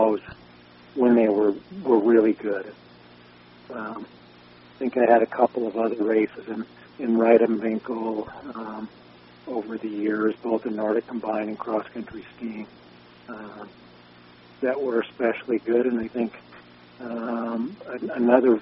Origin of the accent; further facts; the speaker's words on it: Brattleboro, Vermont, United States; now in Sun Valley, United States; growing up in Brattleboro